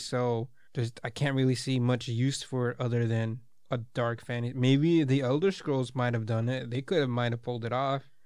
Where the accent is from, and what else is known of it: United States